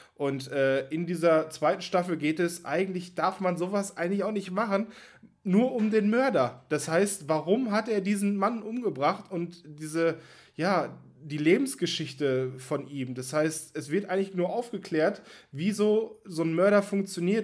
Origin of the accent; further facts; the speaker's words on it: Germany; als Deutscher